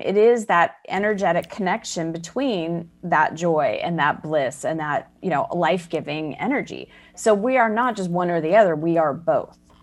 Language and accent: English; Arizona, United States; moved away as an adult; also born or lived in Chicago; I was born and raised in Arizona